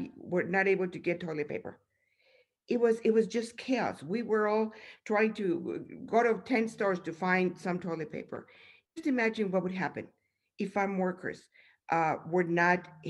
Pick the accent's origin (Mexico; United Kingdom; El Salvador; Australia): Mexico; now in United States; I grew up in Mexico